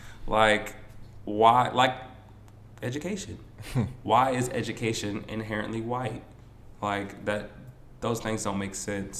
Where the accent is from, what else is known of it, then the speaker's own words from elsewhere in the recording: Baltimore, Maryland, United States; moved away as an adult; also born or lived in Atlanta; I'm from Baltimore and it's a predominantly black city. So I was always around blackness.